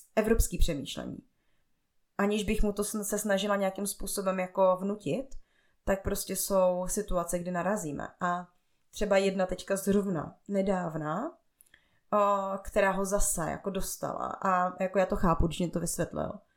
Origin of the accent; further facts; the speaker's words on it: Bohemia, Czechia; also born or lived in Togo; A já pocházím z Čech, a z nějaký prostě jako průměrný rodiny